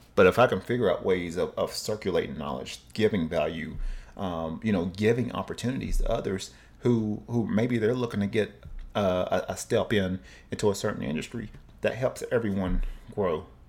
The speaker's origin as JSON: {"language": "English", "town": "Cleveland", "region": "Tennessee", "country": "United States", "tie": "born or raised there", "also_born_or_lived": "Oceanside", "moved": "yes", "said": "my hometown, uh, Cleveland, Tennessee"}